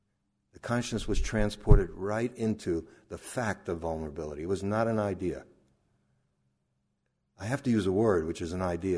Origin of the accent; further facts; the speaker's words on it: Brooklyn, New York, United States; We grew up in near Coney Island, Brooklyn and the Atlantic Ocean.